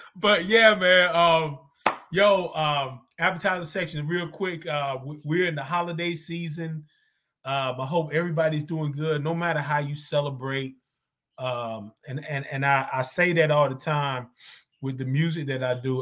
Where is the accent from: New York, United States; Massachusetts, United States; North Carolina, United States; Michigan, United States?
North Carolina, United States; Zebulon; moved away; I'm from Zebulon, North Carolina